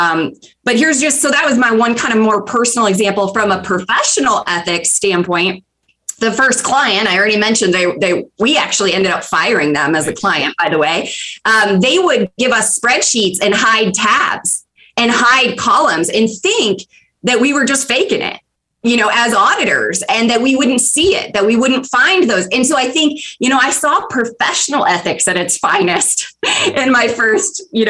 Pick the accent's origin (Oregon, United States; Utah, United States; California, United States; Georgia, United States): Georgia, United States; 20 miles south of Atlanta; moved away as an adult; I moved here from Georgia. I grew up 20 miles south of Atlanta.